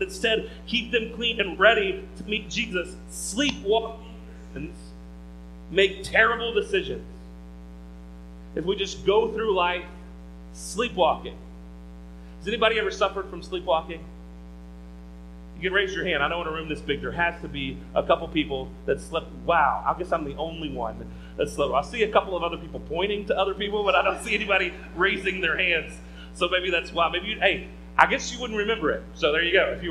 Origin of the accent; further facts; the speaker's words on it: the Bible Belt, United States; grew up in the Bible Belt like I did